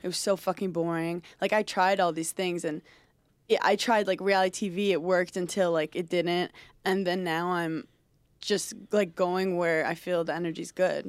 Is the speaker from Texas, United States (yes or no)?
no; New York City, New York, United States; I grew up in Brooklyn